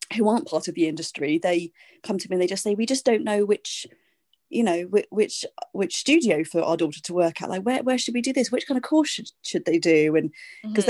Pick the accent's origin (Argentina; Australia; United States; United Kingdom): United Kingdom; I'm a British singer, songwriter, artistic director